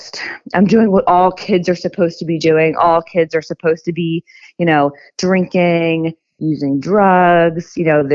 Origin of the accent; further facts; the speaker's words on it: Philadelphia, Pennsylvania, United States; I'm from Pennsylvania, the suburbs of Philadelphia